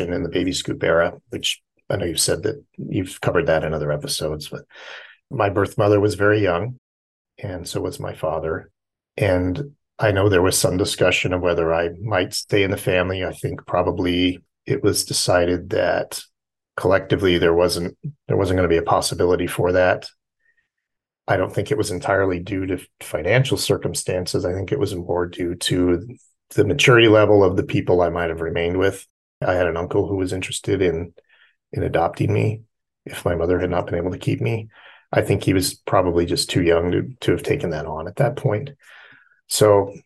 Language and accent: English; near San Diego, California, United States; moved away; I was raised near San Diego and lived 37 years in California